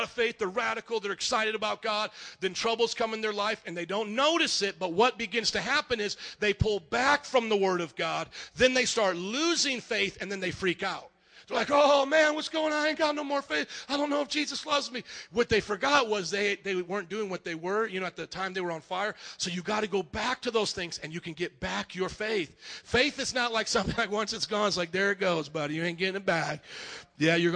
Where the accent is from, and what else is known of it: Fort Wayne, Indiana, United States; born or raised there